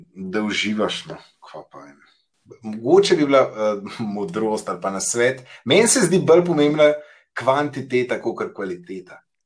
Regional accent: Central Slovenia, Slovenia; now in Ljubljana, Slovenia; jaz sem iz Škofalca

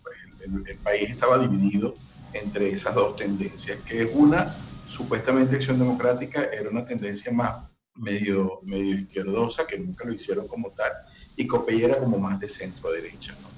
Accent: Maracaibo, Zulia, Venezuela; moved away as an adult; now in Costa Rica; Soy maracucho

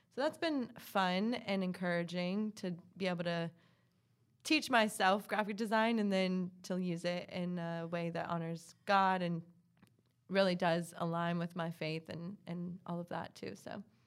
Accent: Hilton Head, South Carolina, United States; moved away as an adult; also born or lived in Columbia, South Carolina; now in Charlotte, United States; I'm originally from Hilton Head, South Carolina. So from the coast, beach girl, um, I was born and raised there.

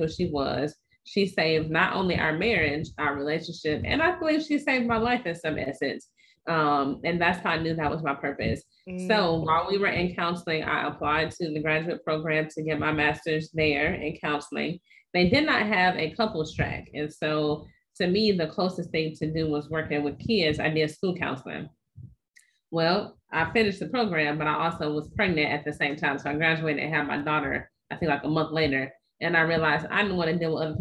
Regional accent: East Chicago, Indiana, United States; now in North Carolina, United States; I'm originally from East Chicago, Indiana, which is sandwiched between Chicago and Gary

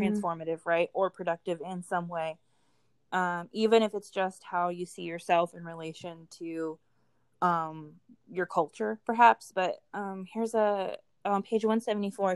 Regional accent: West Virginia, United States; I grew up in West Virginia, so Appalachia

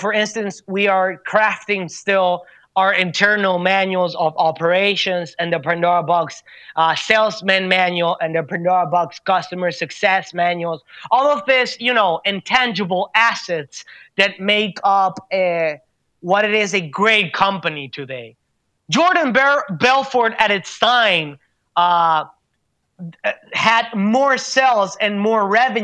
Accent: Venezuela; I come from the Venezuelan environment

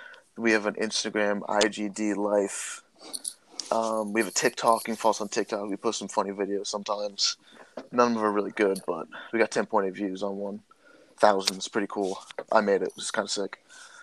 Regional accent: Carlisle, Massachusetts, United States; Go to Denison University. I'm also a freshman, born and raised in Carlisle, Massachusetts.

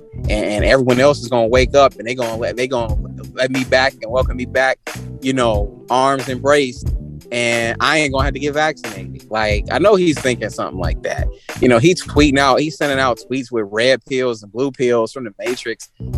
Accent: Chicago, Illinois, United States; I'm from Roseland, man.

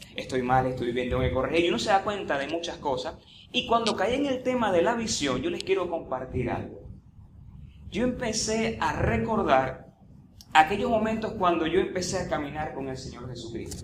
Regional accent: Venezuela; En estos tiempos que vivimos como venezolanos

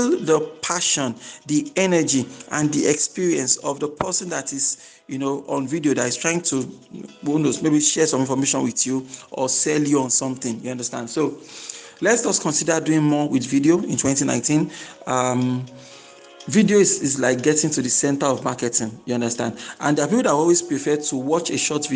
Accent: Nigeria

